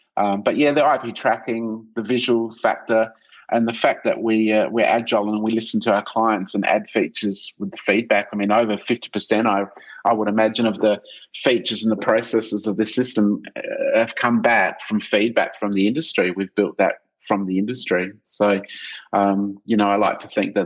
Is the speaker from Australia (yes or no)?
yes; South Australia, Australia; I'm from South Australia and built my reputation here first